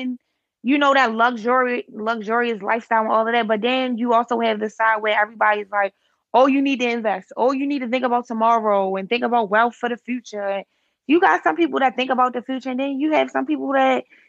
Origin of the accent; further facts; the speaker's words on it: Baltimore, Maryland, United States; from East Baltimore